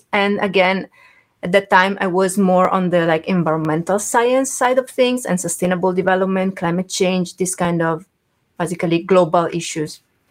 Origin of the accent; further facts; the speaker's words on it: Italy; moved away as an adult; now in Japan; I'm originally from Italy, and I did my basically my bachelor and master's degree at Venice University in Italy.